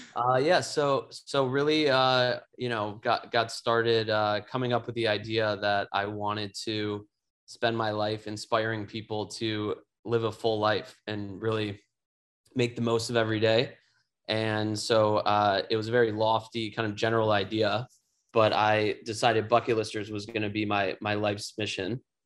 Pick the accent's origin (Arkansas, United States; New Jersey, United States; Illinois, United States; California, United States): Illinois, United States; Chicago; my hometown of Chicago